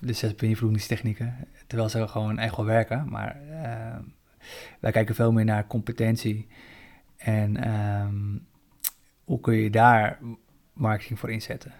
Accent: Zaanstreek, North Holland, Netherlands; moved away as an adult; also born or lived in Colombia (ancestry); now in Amsterdam, Netherlands; toen ik opgroeide in de Zaanstreek

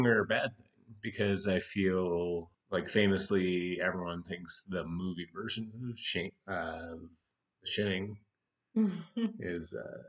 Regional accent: Canada; We're Canadian.

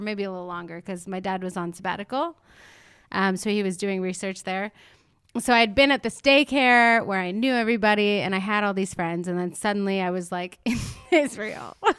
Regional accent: Montreal, Quebec, Canada; moved away; a classic Montreal attitude on my part

